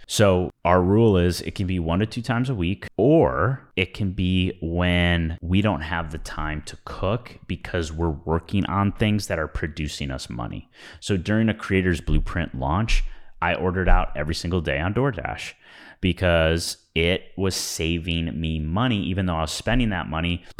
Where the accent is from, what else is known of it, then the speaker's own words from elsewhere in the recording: Midwest, United States; growing up in the Midwest